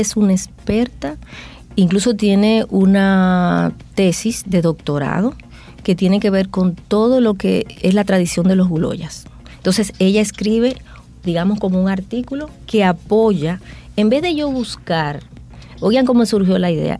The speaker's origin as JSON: {"language": "Spanish", "country": "Dominican Republic", "said": "lo que somos como dominicanos"}